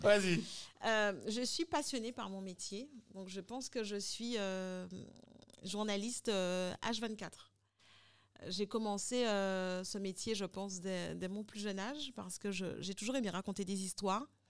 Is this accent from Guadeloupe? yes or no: yes; Guadeloupe; also born or lived in Santo Domingo / Paris; je suis guadeloupéenne